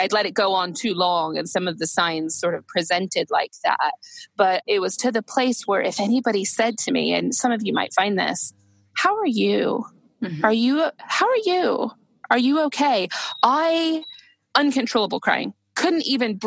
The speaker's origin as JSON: {"language": "English", "country": "United States", "moved": "as an adult", "said": "being American, I had both of my children here because I've lived here for nearly 15 years now."}